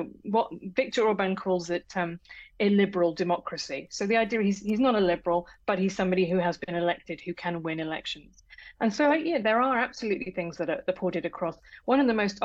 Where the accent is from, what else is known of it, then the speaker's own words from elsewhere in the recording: United Kingdom; accent: British; as you can tell from my accent, I'm British.